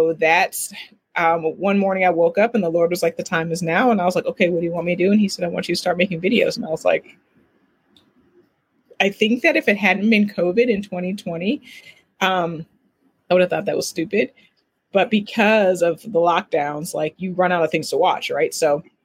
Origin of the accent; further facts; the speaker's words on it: Oberlin, Ohio, United States; I'm originally from Oberlin, Ohio